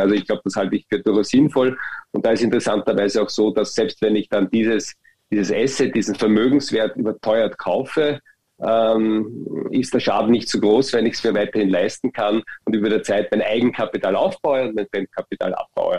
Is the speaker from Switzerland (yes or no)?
no; Austria; Bei uns in Österreich